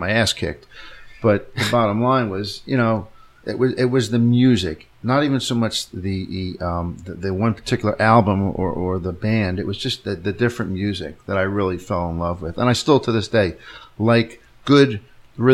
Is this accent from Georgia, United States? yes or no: no; Cherry Hill, New Jersey, United States; We grew up in Cherry Hill